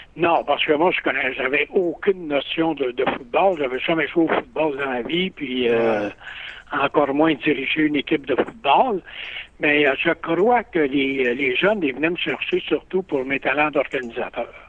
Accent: Drummondville, Quebec, Canada; also born or lived in Saguenay–Lac-Saint-Jean; je suis dans ma ville natale, Drummondville

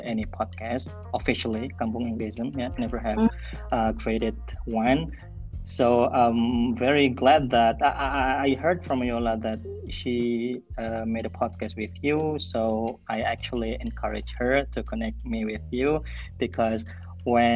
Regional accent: Madura Island, East Java, Indonesia; English is a second language; I was born in Madura Island

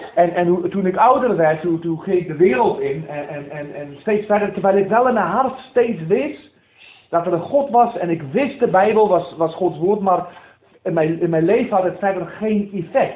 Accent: South Africa; moved away as an adult; now in Netherlands; ik ben geboren in Zuid-Afrika van Nederlandse ouders. die alleen zijn geëmigreerd en ik ben opgegroeid in een, in een gereformeerde kerk in Zuid-Afrika

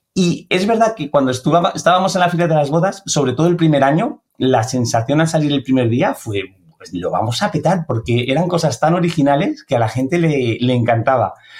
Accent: a town next to Aranjuez, near Valdemoro, Community of Madrid, Spain; pueblo que está al lado de, de Aranjuez, eh, más cerquita de Valdemoro.

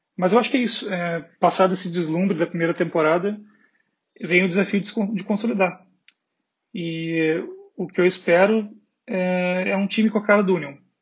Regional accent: Porto Alegre, Rio Grande do Sul, Brazil; now in Berlin, Germany; eu sou de Porto Alegre, moro em Berlim

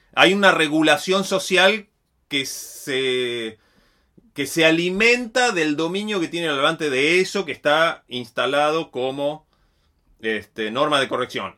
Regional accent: Río Negro, Argentina; Yo soy de Río Negro

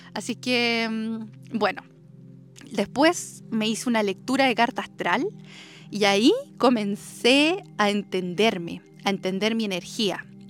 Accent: Chile; also born or lived in Santiago / Denmark; acá en mi tierra, en mi maravillosa tierra natal, en mis raíces

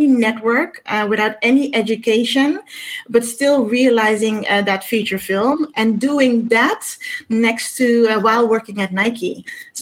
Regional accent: Amsterdam, North Holland, Netherlands; Born and raised in Amsterdam

